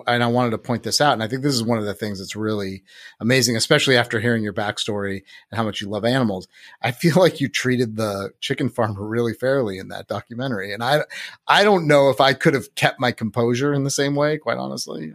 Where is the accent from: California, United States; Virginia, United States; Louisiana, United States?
California, United States; Santa Rosa; I grew up in Santa Rosa